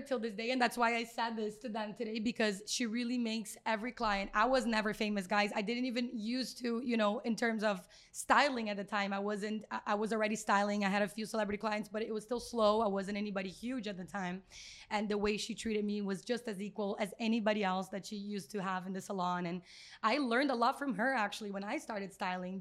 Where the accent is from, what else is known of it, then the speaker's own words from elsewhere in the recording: Brazil; moved away; We're both from Brazil.